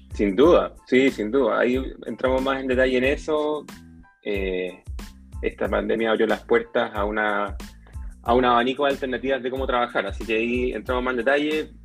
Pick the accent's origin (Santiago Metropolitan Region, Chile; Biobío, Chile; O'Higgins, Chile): Santiago Metropolitan Region, Chile; Santiago; moved away as an adult; now in Papudo, Chile; Yo soy santiaguino